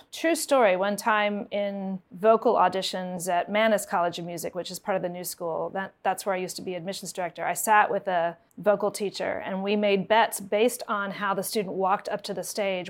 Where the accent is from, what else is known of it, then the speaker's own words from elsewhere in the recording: Harrisonburg, Virginia, United States; moved away as an adult; also born or lived in Rochester, New York / New York City; I grew up in Harrisonburg, Virginia, which is about an hour away from here. My parents are musicians, and my dad was the orchestra director at James Madison University, and my mom was a music ed professor at Eastern Mennonite University. So I've been in this area for a long time.